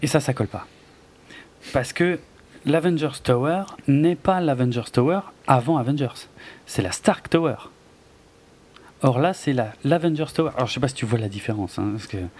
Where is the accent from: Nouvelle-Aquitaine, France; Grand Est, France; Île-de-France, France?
Grand Est, France; Alsace; comme on dit chez moi en Alsace